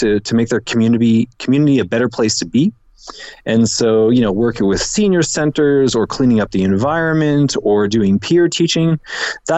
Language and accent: English; Canada; moved away as an adult; now in Lima, Peru; I'm a Canadian expat. I've been down here for about 7 years